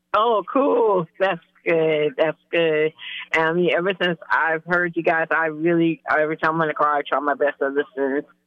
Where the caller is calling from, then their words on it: North Charleston, South Carolina, United States; I'm calling from North Charleston, South Carolina. We down here.